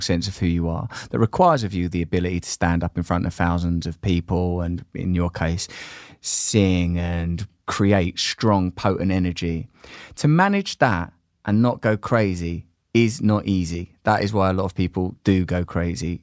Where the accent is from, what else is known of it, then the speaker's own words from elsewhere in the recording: Grays, East of England, United Kingdom; When I was a little boy growing up in Grays in Essex with just my mum